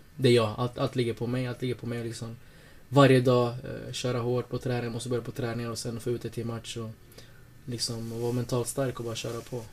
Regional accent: Norrköping, Östergötland, Sweden; moved away as an adult; also born or lived in Lycksele / Åsele; now in Sundsvall, Sweden; jag är uppvuxen i Norrköping

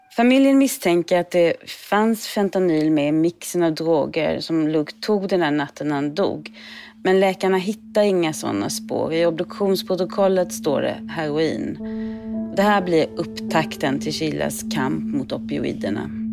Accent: Sweden; moved away as an adult; now in United States; jag är uppvuxen i Sverige

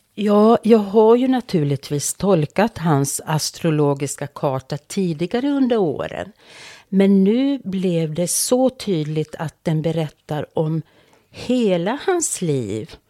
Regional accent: Finland; mitt hemland.

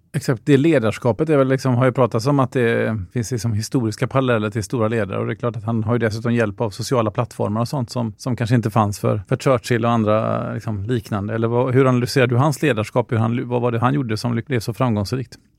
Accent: Sweden; som svensk

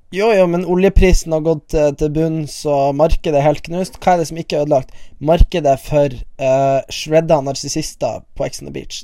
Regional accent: Bodø, Nordland, Norway; Jeg er fra Bodø

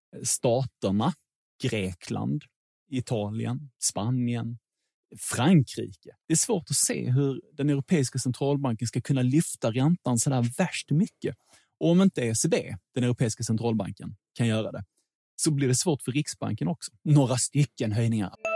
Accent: Sweden

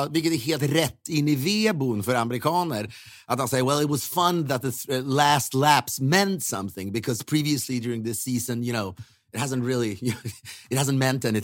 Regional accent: Sweden; now in United States; Då får man ju också som svensk gåshud av det.

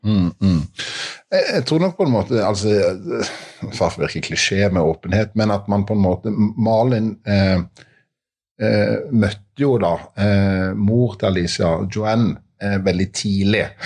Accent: Mandal, Agder, Norway; i Mandal, eh, min hjemby

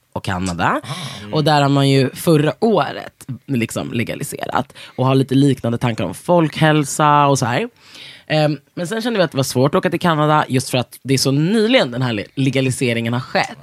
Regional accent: Sweden; vi som svenskar

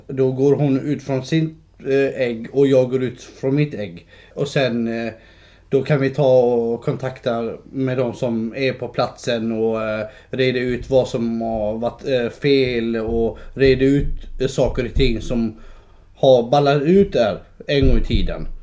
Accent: Skåne, Sweden; also born or lived in Kurdistan; Jag är uppvuxen i Skåne. Nej. Eh, jag kom, eh, jag kom eh, till Skåne som en fyraåring

